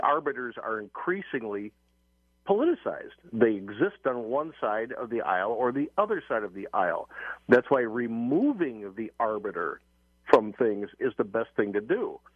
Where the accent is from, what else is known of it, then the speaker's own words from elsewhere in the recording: United States; We, we Americans